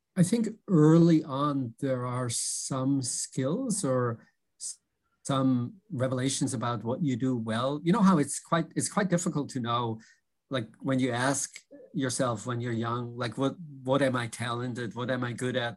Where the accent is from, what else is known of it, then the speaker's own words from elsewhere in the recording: Switzerland; moved away as an adult; also born or lived in Philadelphia / New York; now in Boston, United States; I grew up in Switzerland